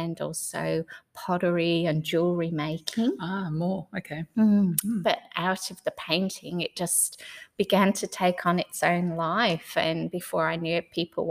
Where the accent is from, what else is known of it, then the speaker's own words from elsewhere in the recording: England, United Kingdom; moved away as an adult; also born or lived in Noosa, Australia / Mary Valley, Australia; now in Australia; I came from England originally. I was coming out as a backpacker and met my husband nearly straight away